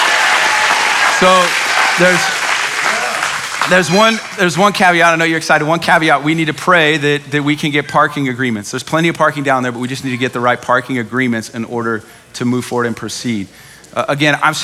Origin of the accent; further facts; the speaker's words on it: Dallas, Texas, United States; I'm from Dallas.